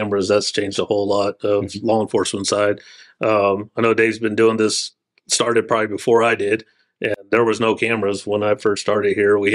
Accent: San Antonio, Texas, United States; now in Boerne, United States; I grew up in San Antonio, so right down the road from Burney.

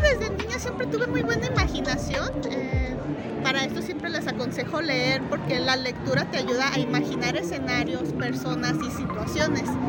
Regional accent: Guadalajara, Jalisco, Mexico; yo soy artista plástica, soy de Guadalajara, Jalisco

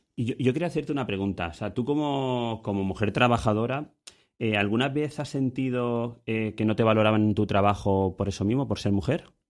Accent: Ibi, Valencian Community, Spain; El niño lo teníamos aquí en, en Ibi, nosotros somos de Ibi

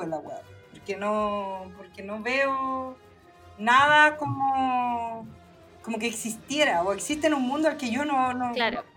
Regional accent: Santiago, Santiago Metropolitan Region, Chile; also born or lived in Valparaíso; viví mi infancia en Santiago

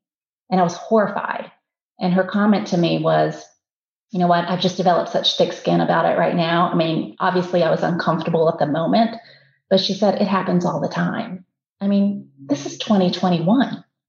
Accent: Southwest Virginia, United States; now in Atlanta, United States; I was born in this country, was raised in Southwest Virginia. I'm about as American as you can get.

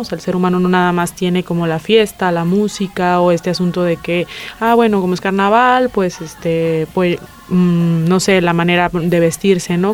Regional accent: La Paz, Baja California Sur, Mexico; moved away; Yo vengo de México, de La Paz, Baja California

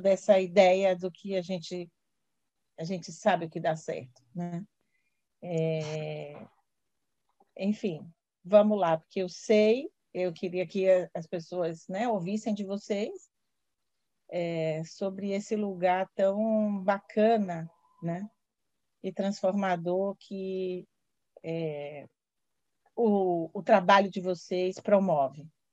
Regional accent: Bahia, Brazil; accent: baiano; Eu sou uma mulher parda, tenho um sotaque baiano

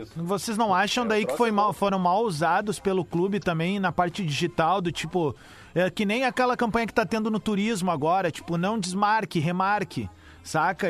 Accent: Cerro Largo, Rio Grande do Sul, Brazil; lá de Cerro Largo, minha cidade natal

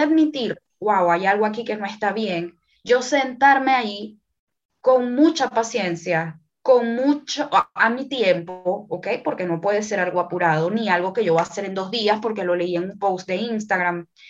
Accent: Venezuela; also born or lived in France; now in Panama; yo nací en Venezuela, actualmente vivo en Panamá eh, también he vivido en Francia

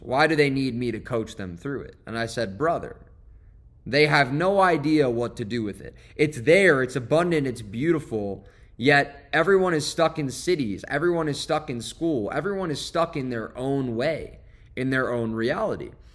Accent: Westport, Connecticut, United States; moved away as an adult; my hometown in Westport, Connecticut, where I went to high school

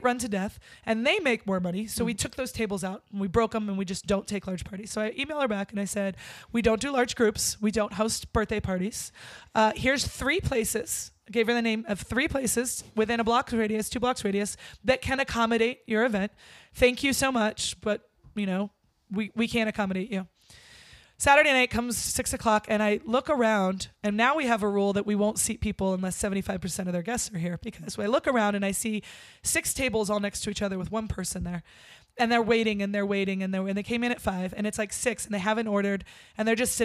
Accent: Virginia, United States; also born or lived in California; I was born in California, but I was raised in Virginia

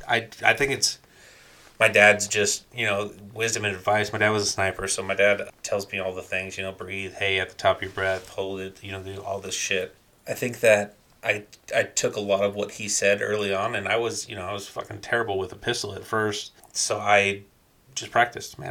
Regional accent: Covina, California, United States; also born or lived in Victorville, California; I uh, lived in Covina and I grew up in Covina

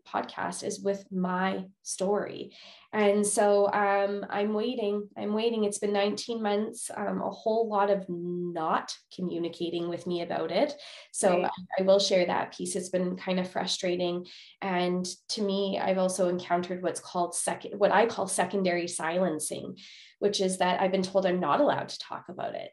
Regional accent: Winnipeg, Manitoba, Canada; moved away as an adult; now in Alberta, Canada; I'm originally from Winnipeg, Manitoba, Canada, and moved to Alberta just a few years ago, right before COVID

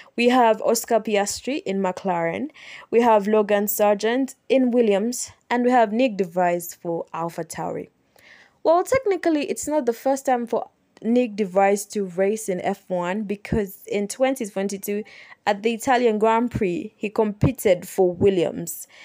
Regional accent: Kampala, Central Region, Uganda; I'm from Kampala, Uganda

